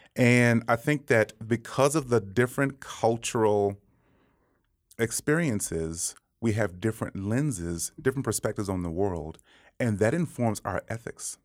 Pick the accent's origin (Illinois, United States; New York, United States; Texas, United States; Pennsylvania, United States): Texas, United States; Dallas; moved away as an adult; now in Denver, United States; growing up in Dallas